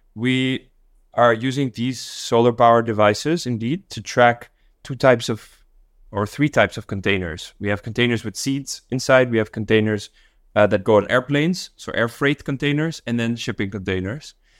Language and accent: English; Dar es Salaam, Tanzania; also born or lived in Netherlands / Mexico City; now in Singapore; I grew up in Dar es Salaam in Tanzania